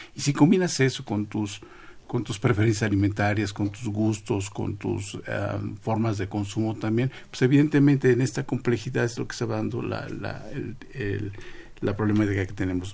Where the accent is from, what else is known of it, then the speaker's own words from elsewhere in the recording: Mexico; somos todos mexicanos